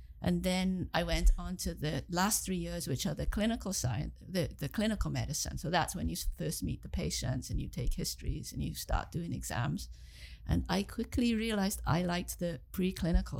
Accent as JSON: {"language": "English", "town": "Swansea", "region": "Wales", "country": "United Kingdom", "tie": "born or raised there", "also_born_or_lived": "England / Cardiff, Wales", "moved": "as an adult", "lives_now": "Kingston, Canada", "said": "So I was born in England, and then when I was six, I moved back to where my parents were from. I moved back to Wales, and I grew up in Wales, in Swansea"}